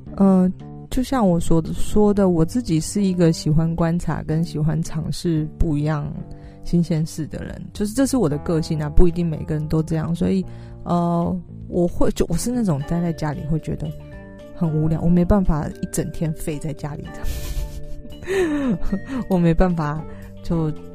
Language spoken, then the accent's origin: Chinese; Taiwan; 就是台湾人 对自己也许不是那么了解，因为我们都是填鸭式的教育长大的